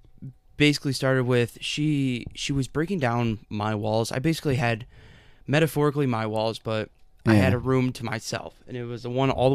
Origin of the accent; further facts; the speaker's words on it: New York, United States; also born or lived in Amsterdam, New York / Galway, New York / Florida; when I was like 6 years old is when my mom and dad got divorced, and then my dad got full custody of me and my sister, and we moved back up to New York